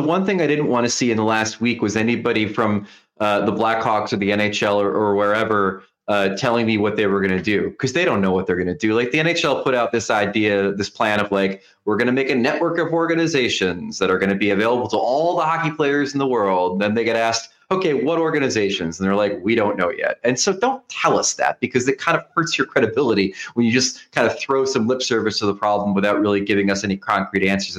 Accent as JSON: {"language": "English", "country": "United States", "said": "As an American"}